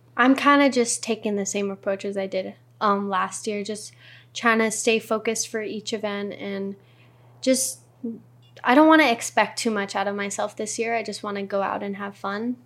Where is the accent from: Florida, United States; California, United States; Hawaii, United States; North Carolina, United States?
Hawaii, United States; North Shore of Oahu; I was born and raised on the North Shore. So, seventeen years, my whole life.